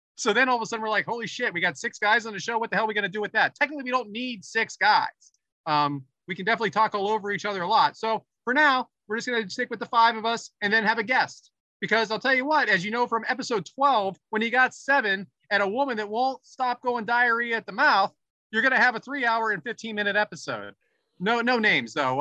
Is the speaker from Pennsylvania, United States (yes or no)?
yes; near Pittsburgh, Pennsylvania, United States; now in Philadelphia, United States; my hometown is uh, out near Pittsburgh